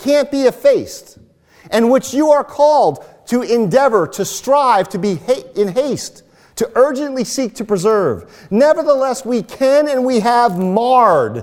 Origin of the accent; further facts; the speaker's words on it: United States; as American evangelicals